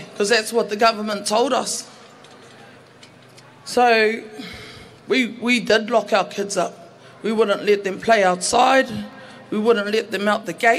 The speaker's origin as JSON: {"language": "English", "region": "Auckland", "country": "New Zealand", "tie": "born or raised there", "also_born_or_lived": "Manurewa", "said": "I was born and bred in Mangere and currently live in Manurewa"}